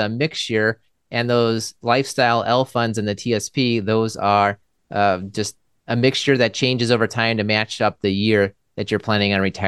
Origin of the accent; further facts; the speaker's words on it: Maryland, United States; now in Milwaukee, United States; I'm from Maryland, I suppose. My dad was in the military as well, so we kind of moved around a little bit